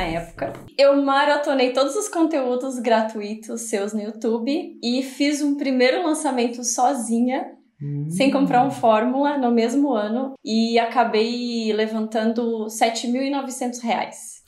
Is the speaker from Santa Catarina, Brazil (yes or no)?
yes; Balneário Camboriú, Santa Catarina, Brazil; also born or lived in Florianópolis; Eu sou de Balneário Camboriú, né? Minha família toda é daqui. Nasci em Balneário Camboriú, Santa Catarina